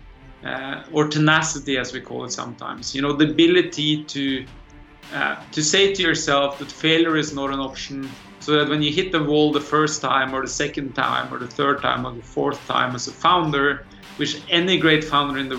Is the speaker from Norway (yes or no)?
yes; Norway; I actually grew up in the farmland of Norway